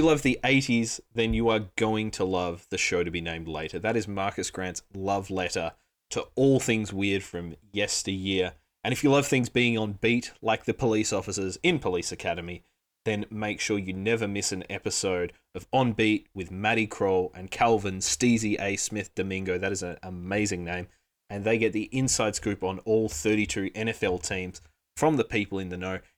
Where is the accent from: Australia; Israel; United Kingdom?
Australia; being Australian